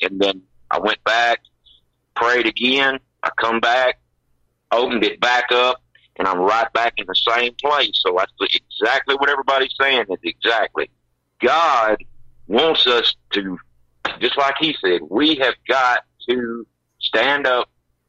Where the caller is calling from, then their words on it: Kentucky, United States; from Kentucky.